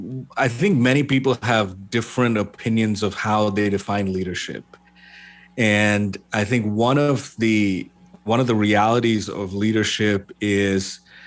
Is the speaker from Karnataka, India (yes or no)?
no; Kerala, India; moved away as an adult; also born or lived in Middle East; I am originally from India, from Kerala. Was born and raised in the Middle East for most of my life and then moved here in 2004.